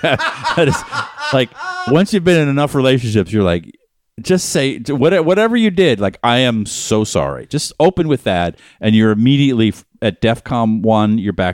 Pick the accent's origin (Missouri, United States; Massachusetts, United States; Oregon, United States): Massachusetts, United States; Boston; I grew up in Boston. I never heard anyone talk.